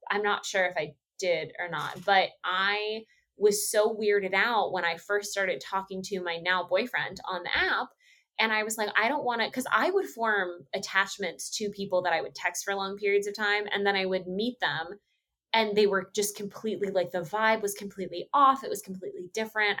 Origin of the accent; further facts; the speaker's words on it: Texas, United States; moved away; being from Texas